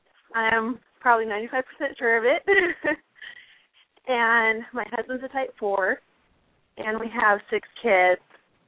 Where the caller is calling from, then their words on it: Snowflake, Arizona, United States; Hi, I'm calling from Snowflake, Arizona.